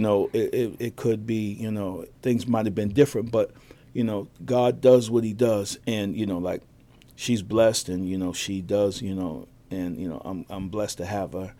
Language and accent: English; Boston, Massachusetts, United States; I was born in Boston